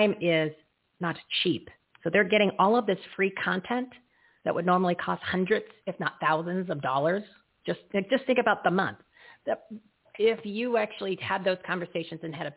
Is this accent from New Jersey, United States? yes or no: yes; New Jersey, United States; I'm from Jersey, too.